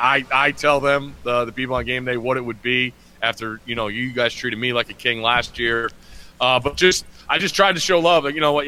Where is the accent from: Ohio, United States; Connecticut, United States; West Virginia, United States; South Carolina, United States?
Connecticut, United States; I grew up in Connecticut, one of the smallest states there is.